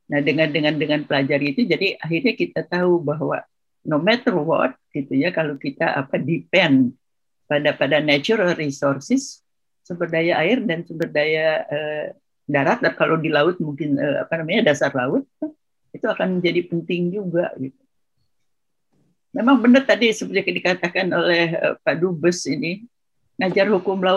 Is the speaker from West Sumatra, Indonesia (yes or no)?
no; West Java, Indonesia; kalau saya orang Sunda ya, tanah air itu kata orang Sunda itu lemah cai.